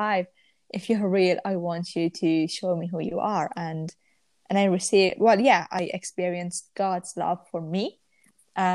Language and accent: English; Iran; now in Manchester, United Kingdom; I'm from Iran originally, but I live in Manchester.